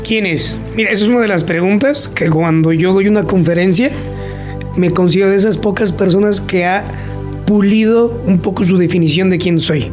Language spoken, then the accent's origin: Spanish; Huichapan, Hidalgo, Mexico; oriundo de Huichapan, en el estado de Hidalgo